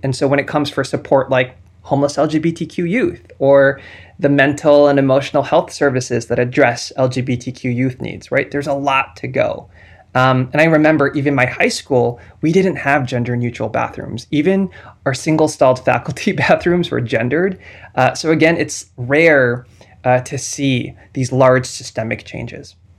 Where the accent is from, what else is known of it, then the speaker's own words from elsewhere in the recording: New Jersey, United States; moved away; I'm from New Jersey. Uh, I'm, I'm a product of New Jersey Public Schools